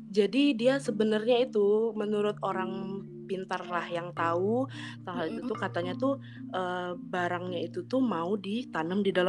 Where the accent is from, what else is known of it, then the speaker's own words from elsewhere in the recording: West Kalimantan, Indonesia; Aku Fakultas FKH IPB angkatan 54, asal daerahku Kalimantan Barat.